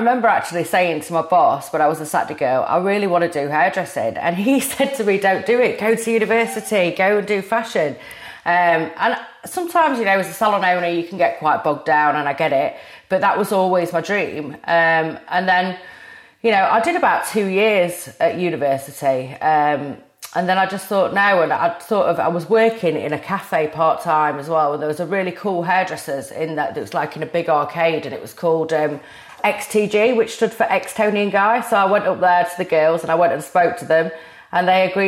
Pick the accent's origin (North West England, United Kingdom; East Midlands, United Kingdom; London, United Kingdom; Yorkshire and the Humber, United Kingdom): Yorkshire and the Humber, United Kingdom; Rotherham; moved back to my hometown of Rotherham